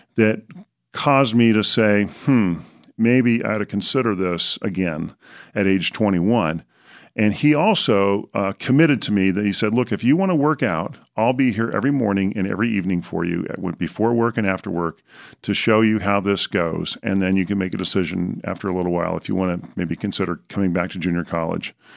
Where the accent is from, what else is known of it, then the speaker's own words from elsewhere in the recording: Southern California, United States; I was tall growing up in Southern California